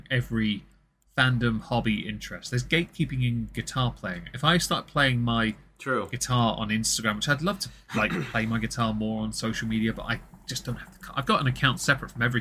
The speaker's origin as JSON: {"language": "English", "region": "England", "country": "United Kingdom", "said": "I'm obviously English"}